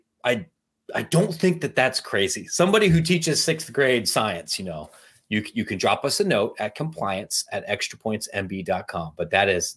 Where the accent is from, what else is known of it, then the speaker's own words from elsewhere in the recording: Midwest, United States; also born or lived in Montana; now in Chicago, United States; I'm from the Midwest